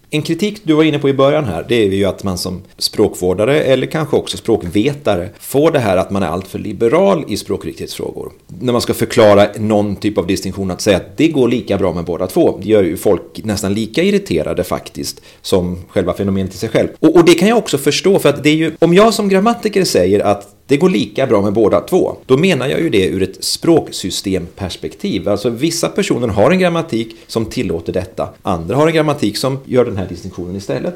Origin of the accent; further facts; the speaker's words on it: Västergötland, Västra Götaland, Sweden; Som västgöte använder jag vart snarare än vart